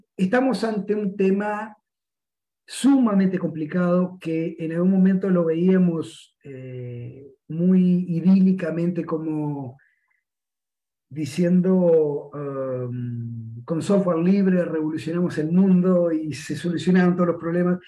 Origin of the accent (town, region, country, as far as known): Uruguay